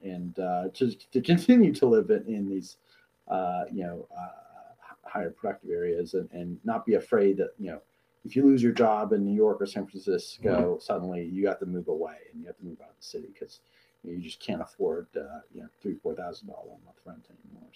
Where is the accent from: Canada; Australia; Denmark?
Canada; Toronto suburbs, Ontario; The home that I grew up in the Toronto suburbs, my parents bought when I was born nearly 34 years ago.